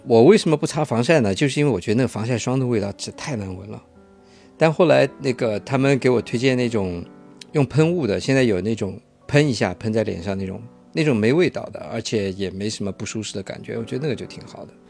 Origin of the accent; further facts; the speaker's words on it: Shanghai, China; 我小的时候，在上海流行过一，一段时间